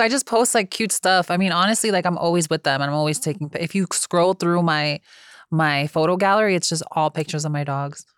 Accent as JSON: {"language": "English", "country": "United States", "also_born_or_lived": "New Jersey", "said": "I'm from New York and New Jersey where everybody does their job"}